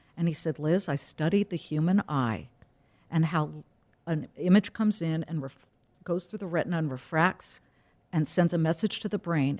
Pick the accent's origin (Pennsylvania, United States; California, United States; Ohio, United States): California, United States; I'm too Californian